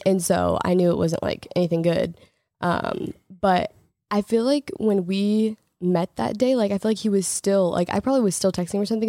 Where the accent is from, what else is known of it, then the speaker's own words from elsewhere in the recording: Portland, Oregon, United States; moved away; also born or lived in Los Angeles; we both lived in L A and I'm from Portland